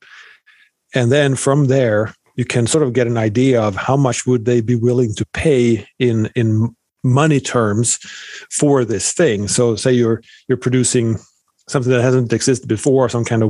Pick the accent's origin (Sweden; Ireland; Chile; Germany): Sweden; moved away as an adult; now in United States; born and raised in Sweden